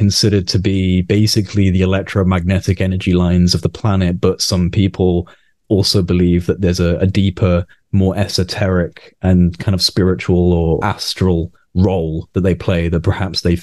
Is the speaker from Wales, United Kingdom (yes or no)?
yes; Wales, United Kingdom; now in Nottingham, United Kingdom; I don't live in Wales anymore. I grew up in Wales, but I don't live there now